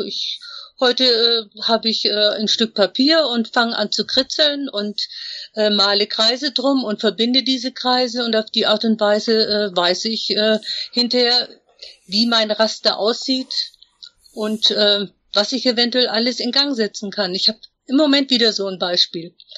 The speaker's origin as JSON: {"language": "German", "area": "Upper Franconia", "region": "Bavaria", "country": "Germany", "moved": "yes", "said": "Ich komme eigentlich aus Oberfranken, aus einer Stadt, wo man eigentlich gar nichts werden konnte. Aber ich bin rechtzeitig genug weggegangen"}